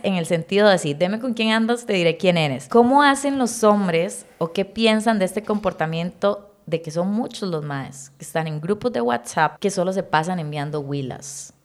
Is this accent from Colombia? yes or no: no; Costa Rica